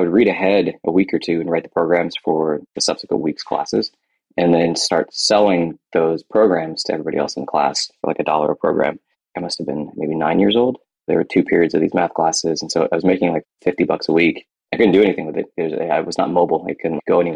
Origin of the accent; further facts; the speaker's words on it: United States; also born or lived in India / Kentucky / Ohio; As an Indian kid in Kentucky and Ohio